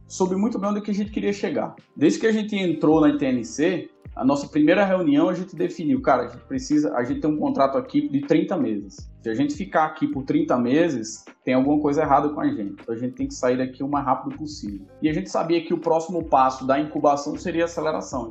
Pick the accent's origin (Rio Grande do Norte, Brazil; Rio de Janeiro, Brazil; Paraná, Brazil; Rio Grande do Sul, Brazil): Rio Grande do Norte, Brazil; Natal; moved away as an adult; also born or lived in Piracicaba, São Paulo / Fortaleza; now in São Paulo, Brazil; eu sou nascido em Piracicaba, aqui no interior de São Paulo, quando meu pai veio fazer mestrado na Exalc. Fui criado no Rio Grande do Norte, em Natal